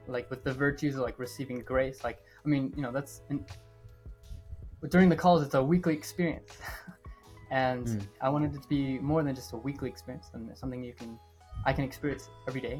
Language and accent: English; Cleveland, Ohio, United States; now in Columbus, United States; I'm from Ohio, born and raised in Cleveland. I'm living in Columbus now.